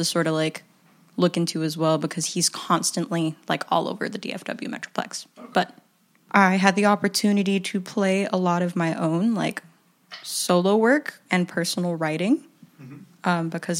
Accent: Philippines; I like to follow the cliche that I'm Filipino.

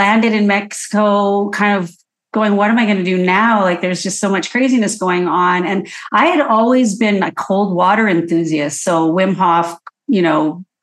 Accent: Edmonton, Alberta, Canada; now in Vancouver, Canada; I'm born and raised in Edmonton, Alberta, moved to Vancouver quickly

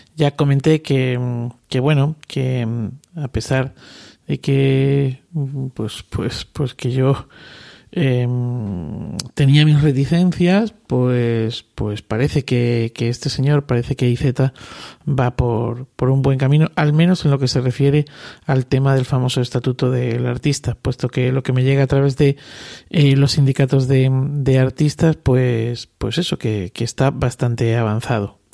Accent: Cáceres, Extremadura, Spain; yo que soy de Cáceres, estoy más cerca del Atlántico

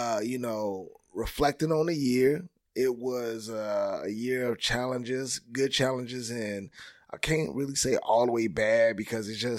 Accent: Chicago, Illinois, United States; now in Atlanta, United States; I'm from Chicago

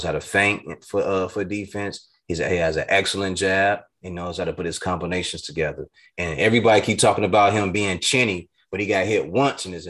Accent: Chicago, Illinois, United States

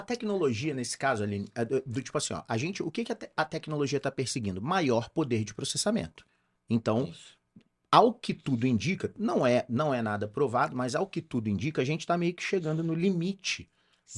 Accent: Rio de Janeiro, Brazil; now in Campinas, Brazil; eu sou carioca

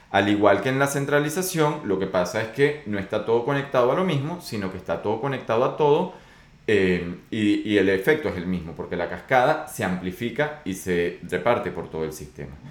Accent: Venezuela; Pero yo soy de Venezuela y cuando digo estas cosas, pues es porque las viví, no porque me lo contaron.

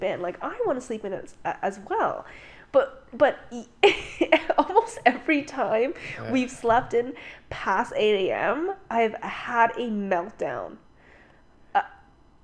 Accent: Canada; I was born and raised in Canada

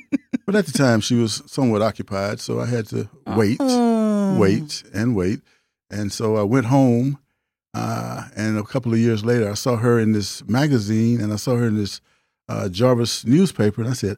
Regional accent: Houston, Texas, United States; from Houston, Texas. Fifth Ward's finest.

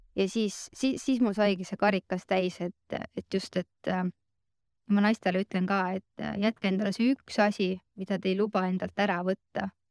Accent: Rakvere, Lääne-Viru County, Estonia; now in Tallinn, Estonia; ma olen ise Rakverest pärit, elan Tallinnas

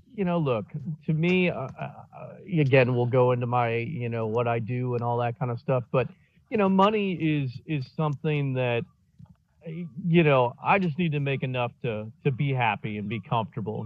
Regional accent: Indiana, United States; moved away; I grew up in Indiana mainly.

